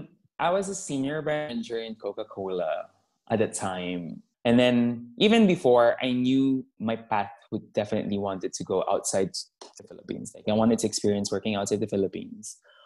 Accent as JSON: {"language": "English", "town": "Stockholm", "region": "Stockholm County", "country": "Sweden", "said": "So, hi, I'm from Stockholm. So, it's winter here now."}